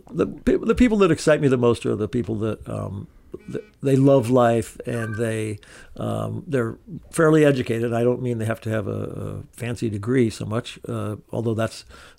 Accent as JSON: {"language": "English", "town": "Maquoketa", "region": "Iowa", "country": "United States", "tie": "born or raised there", "said": "I was a uniformed police officer in my home state of, or my hometown of Maquoketa"}